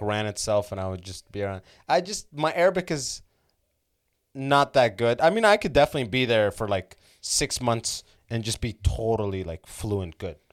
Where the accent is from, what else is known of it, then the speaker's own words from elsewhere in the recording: Canada; I was from Canada